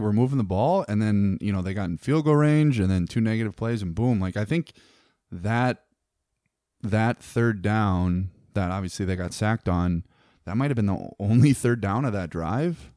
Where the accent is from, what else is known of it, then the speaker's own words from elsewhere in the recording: Northern Wisconsin, United States; we were on, like, the, uh, so close to Minnesota